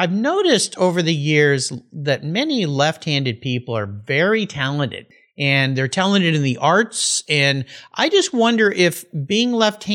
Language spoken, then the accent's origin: English; Southern California, United States; I grew up in Southern California.